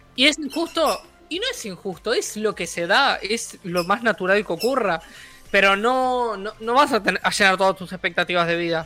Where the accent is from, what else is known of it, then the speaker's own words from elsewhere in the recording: Uruguay; yo soy de Uruguay